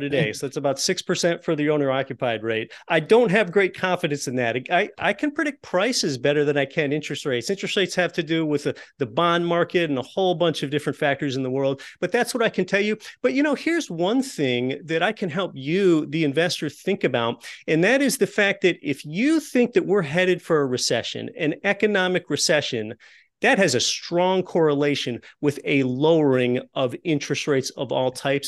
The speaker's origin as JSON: {"language": "English", "region": "Appalachian Pennsylvania", "country": "United States", "tie": "born or raised there", "said": "I was raised in Appalachian Pennsylvania in a lower middle class home"}